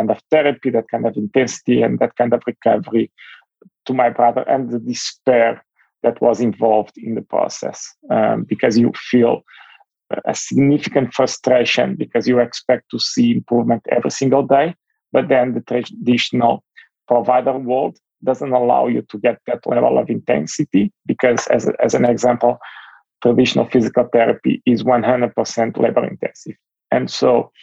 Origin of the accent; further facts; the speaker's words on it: Portugal; moved away as an adult; now in United States; I'm originally from Europe